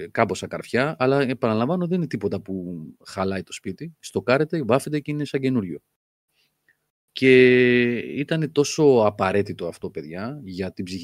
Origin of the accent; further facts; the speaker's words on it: Crete, Greece; Είμαι από την Κρήτη και εγώ είχα γαϊδουράκι